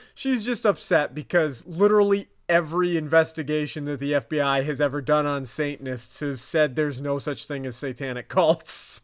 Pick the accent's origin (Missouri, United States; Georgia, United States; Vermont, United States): Vermont, United States; my accent's fucking it up. Um, Us Vermonters